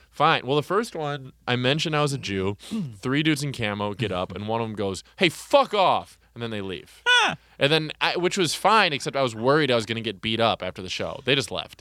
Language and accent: English; Wauwatosa, Wisconsin, United States; also born or lived in Oconomowoc, Wisconsin / Milwaukee, Wisconsin; in the first town I grew up in, there was one black kid. And then when I moved to Wauwatosa, Wisconsin, I moved from Oconomowoc